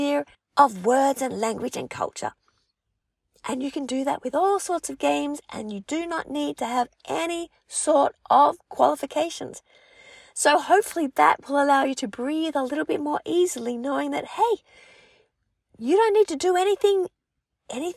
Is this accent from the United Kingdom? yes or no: no; Australia; accent: Aussie; first language English; Being an English speaker, my French is spoken with an accent, a bit of an Aussie accent.